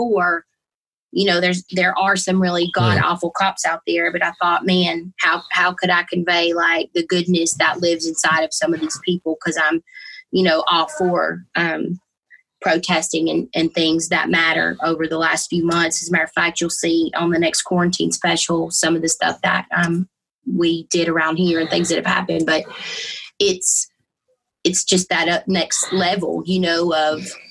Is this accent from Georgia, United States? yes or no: yes; Georgia, United States; I was born and raised in Georgia, obviously very Southern Baptist